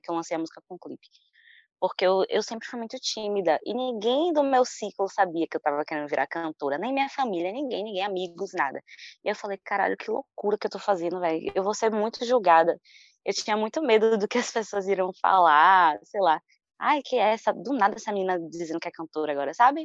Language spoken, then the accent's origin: Portuguese; Salvador, Bahia, Brazil; Moro aqui em Salvador, nascida e criada em Salvador. Sou do bairro de Pau da Lima